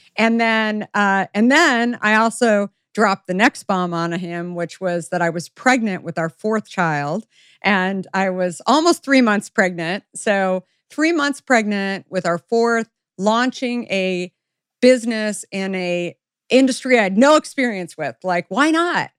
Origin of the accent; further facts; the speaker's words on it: the West, United States; I grew up in the West